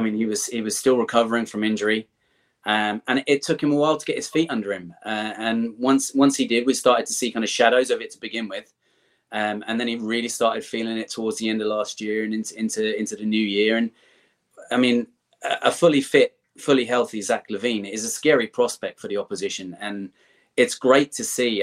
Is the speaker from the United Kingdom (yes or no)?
yes; England, United Kingdom; moved away as an adult; now in Ireland; I grew up in in England. I live in Ireland now, but uh, I grew up in England